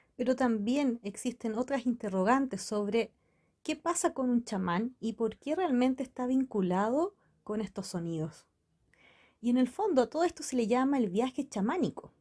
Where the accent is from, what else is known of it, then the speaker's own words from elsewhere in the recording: Chile; La cultura mapuche se encuentra en mi país, en Chile